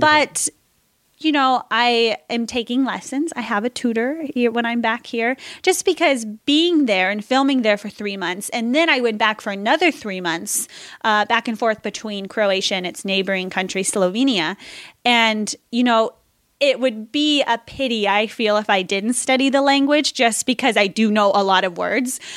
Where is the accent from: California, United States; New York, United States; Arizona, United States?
California, United States; San Diego; also born or lived in Colorado; I'm from San Diego